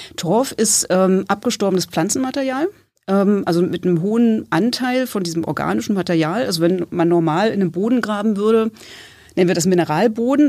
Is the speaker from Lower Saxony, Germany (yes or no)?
no; Berlin, Germany; moved away as an adult; now in Greifswald, Germany; ich komme ursprünglich hier aus Berlin